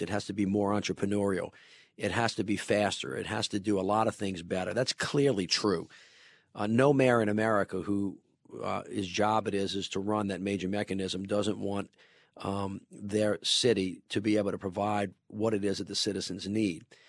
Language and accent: English; New Orleans, Louisiana, United States; grew up in the city of New Orleans, born and raised